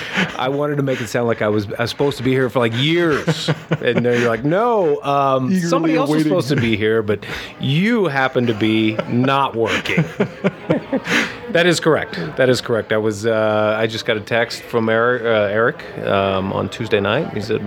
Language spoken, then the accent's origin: English; Lafayette, Indiana, United States; Indiana. {S3} Okay. {S1} Small town, Lafayette, Indiana.